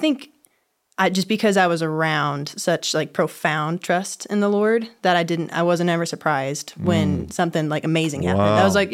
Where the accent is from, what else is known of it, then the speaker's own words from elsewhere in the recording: Chicago, Illinois, United States; born there; I was born in Chicago, Illinois.